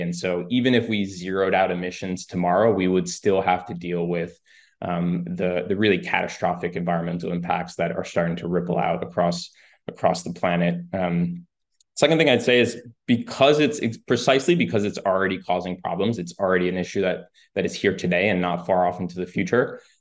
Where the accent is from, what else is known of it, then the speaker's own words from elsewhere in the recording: New York, United States; also born or lived in Spain; Grew up mostly in New York